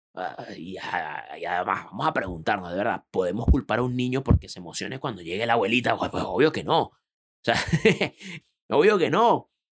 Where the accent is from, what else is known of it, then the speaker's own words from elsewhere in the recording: Venezuela; moved away as an adult; also born or lived in Panama; now in Chile; por mi acento sabrán que no soy chileno, yo soy de otro país, yo soy venezolano.